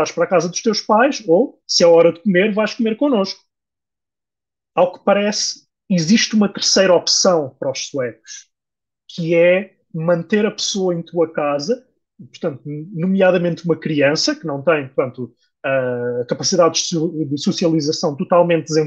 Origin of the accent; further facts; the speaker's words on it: Portugal; nós que somos portugueses